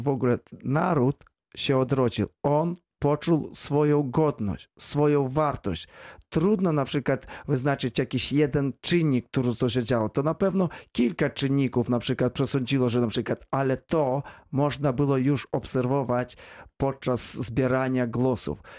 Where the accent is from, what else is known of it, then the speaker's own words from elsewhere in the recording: Belarus; now in Wrocław, Poland; ja pochodzę ze wsi